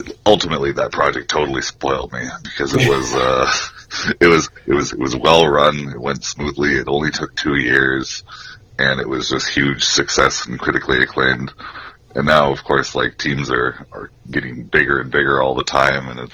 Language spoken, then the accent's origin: English; Cold Lake, Alberta, Canada; also born or lived in Ardmore, Alberta / Bonnyville, Alberta; I grew up mostly around the Coal Lake area.